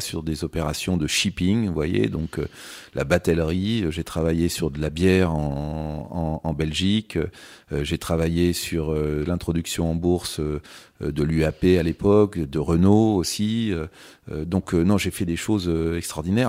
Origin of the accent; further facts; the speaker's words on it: Châtellerault, Nouvelle-Aquitaine, France; moved away as an adult; also born or lived in London; je venais surtout de, de Châtellerault, qui est, qui est la ville, euh, voilà, où j'ai, où j'ai grandi